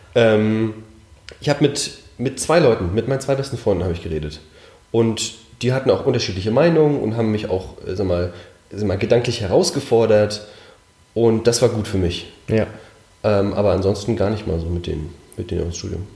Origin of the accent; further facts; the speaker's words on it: Mecklenburg-Vorpommern, Germany; moved away; ich bin in Mecklenburg aufgewachsen